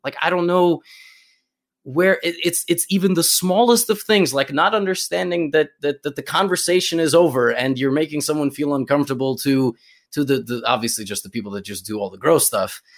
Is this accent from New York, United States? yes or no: yes; New York, United States; I'm from New York